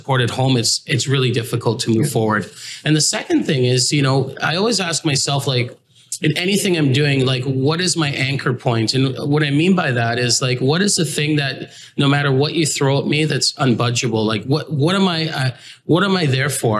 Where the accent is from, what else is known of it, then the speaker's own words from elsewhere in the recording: Toronto, Ontario, Canada; also born or lived in England; I came from England, and my father's Grenadian, my mother's, you know, is British. I would say that I'm a combination of, you know, parts of those cultures, growing up in Canada since I was like 4.5 years old